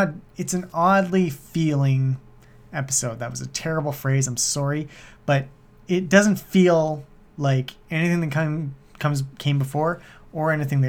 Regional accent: Canada; I'm Canadian

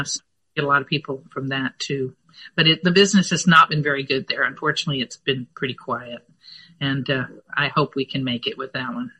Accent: Fort Worth, Texas, United States; also born or lived in Los Angeles; now in Austin, United States; we came to Texas when I was three, and uh, so I grew up in Fort Worth

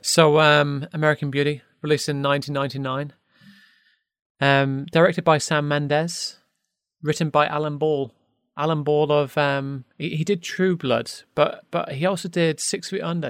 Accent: United Kingdom; even as British, British folk

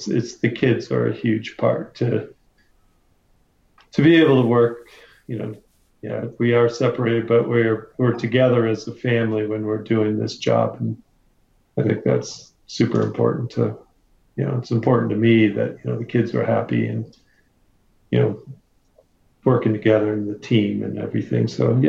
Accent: Vail, Colorado, United States; we're basically all from the Vail area, and we're ski patrollers, ski instructors.

